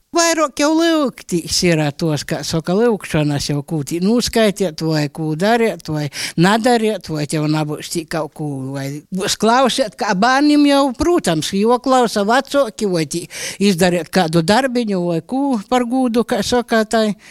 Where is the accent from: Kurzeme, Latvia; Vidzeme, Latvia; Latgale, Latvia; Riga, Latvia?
Latgale, Latvia; Es pats esmu no Škilbanu puses, un tur eh, manas mūsas arī dzīvoja pie krucifiksiem